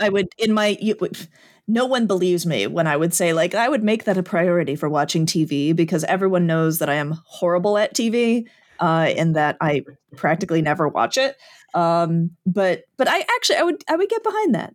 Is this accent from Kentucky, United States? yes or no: no; Chicago, Illinois, United States; having grown up in the Chicagoland area